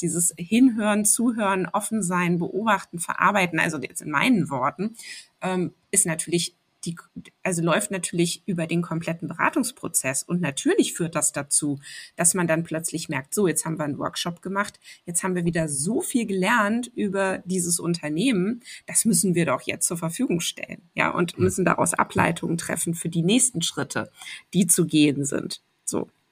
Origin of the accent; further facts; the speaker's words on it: Cologne, North Rhine-Westphalia, Germany; ich bin ja in Köln groß geworden